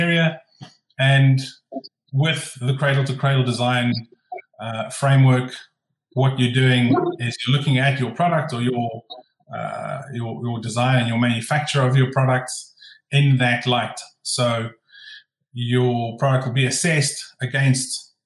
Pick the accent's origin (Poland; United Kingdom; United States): United Kingdom; Glasgow, Scotland; from Glasgow in Scotland, in the UK.